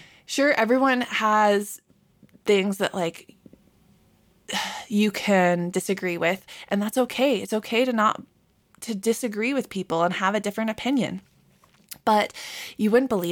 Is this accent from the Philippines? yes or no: no; Southern California, United States; moved away; also born or lived in Michigan; growing up in SoCal